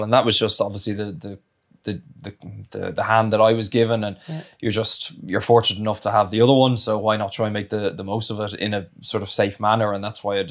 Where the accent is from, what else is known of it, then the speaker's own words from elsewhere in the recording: Ireland; moved away as an adult; also born or lived in Italy; I grew up in Ireland, represented under 20s and all that sort of stuff, so that was obviously my home union